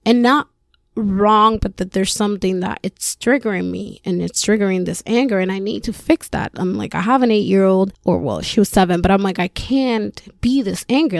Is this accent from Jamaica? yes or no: no; Puerto Rico; first language Spanish; English is a second language; moved away as an adult; also born or lived in Florida; Born and raised in Puerto Rico